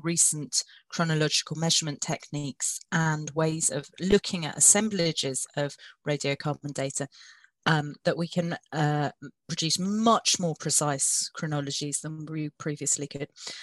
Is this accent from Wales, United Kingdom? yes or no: yes; South Wales, United Kingdom; We grew up in South Wales